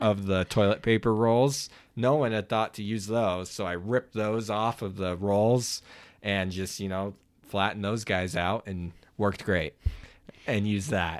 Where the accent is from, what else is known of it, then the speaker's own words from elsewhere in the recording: Oklahoma, United States; I grew up in Oklahoma